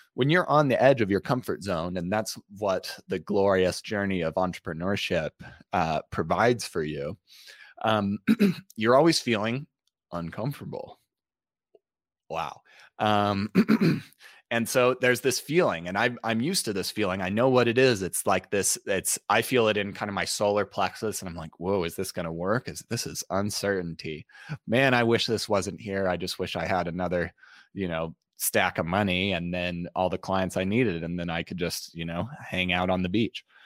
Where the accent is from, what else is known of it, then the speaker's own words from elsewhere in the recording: Utah, United States; I grew up in Utah.